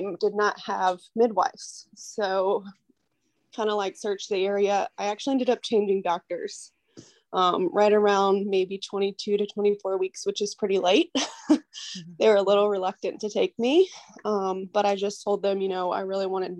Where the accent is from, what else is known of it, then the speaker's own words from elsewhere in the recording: United States; I am American.